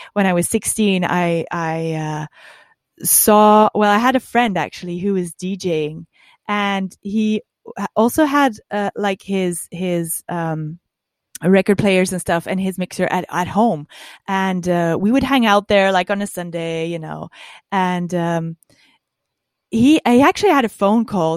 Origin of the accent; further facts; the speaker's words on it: Dutch part of Belgium, Flanders, Belgium; I was from the Dutch part of Belgium